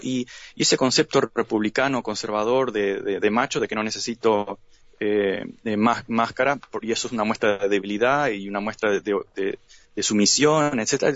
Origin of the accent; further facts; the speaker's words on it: Uruguay; now in United States; somos uruguayos